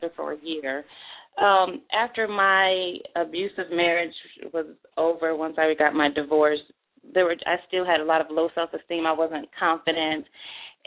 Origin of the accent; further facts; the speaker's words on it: Buffalo, New York, United States; now in Atlanta, United States; my hometown of Buffalo, New York.